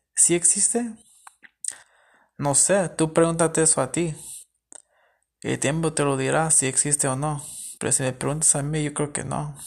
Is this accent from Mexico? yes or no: no; California, United States; yo soy de, de Estados Unidos, me crecí en California y todo. Mis papás son mexicanos